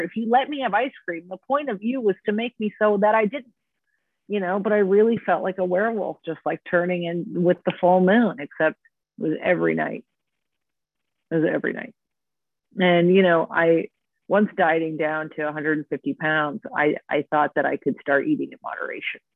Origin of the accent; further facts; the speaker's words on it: Orange County, California, United States; moved away as an adult; also born or lived in New York; Growing up in Orange County, California, where everyone is a stick figure